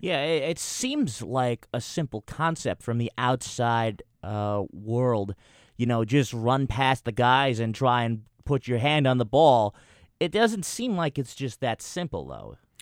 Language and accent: English; New Jersey, United States; I'm from Jersey